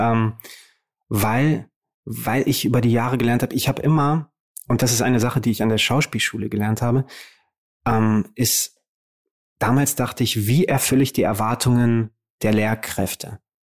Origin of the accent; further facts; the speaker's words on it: Romania; now in Germany; Rumänien ist der Ort, wo ich eigentlich hineingeboren wurde. Und wenn meine Eltern nicht den Mut gehabt hätten, dieses Land zu verlassen, um mir und meiner Schwester eine bessere Zukunft zu ermöglichen, dann würde ich da noch leben